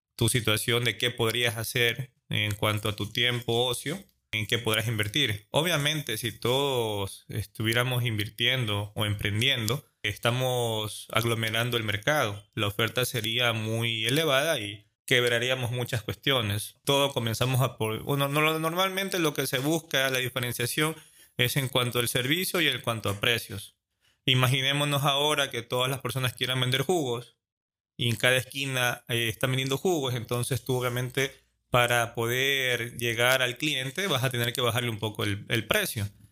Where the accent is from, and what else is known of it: Ecuador